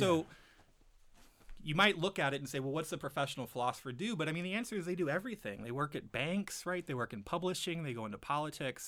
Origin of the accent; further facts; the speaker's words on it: Arlington, Virginia, United States; now in Michigan, United States; I grew up in Arlington, Virginia